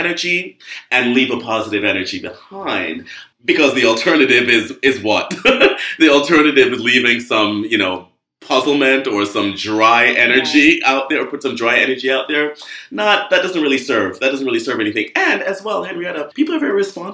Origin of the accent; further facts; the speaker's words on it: Jamaica; moved away; I grew up in Jamaica, a rich person, but rich with land and rich with love